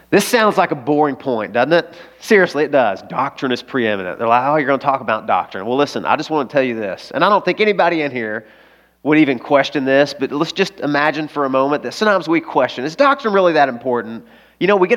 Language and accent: English; the South, United States; I grew up in the South. I grew up on a farm